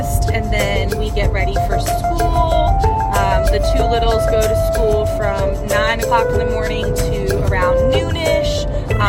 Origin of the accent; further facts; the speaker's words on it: New England, United States; moved away as an adult; Originally from New England